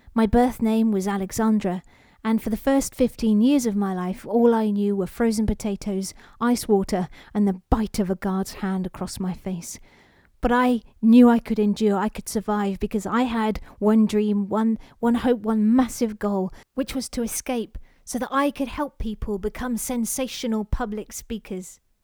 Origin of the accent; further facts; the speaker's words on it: London, United Kingdom; I was born in London, not Russia